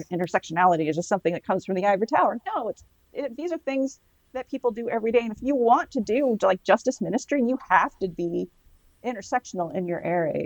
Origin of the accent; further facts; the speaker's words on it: the South, United States; moved away; I grew up in the South Roman Catholic